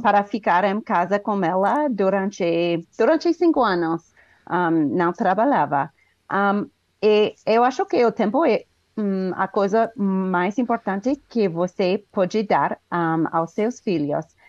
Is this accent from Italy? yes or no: no; United States; Portuguese is a second language; now in Colorado, United States; Sou um, ah, dos Estados Unidos, um, ah, moro no, color... no estado do Colorado.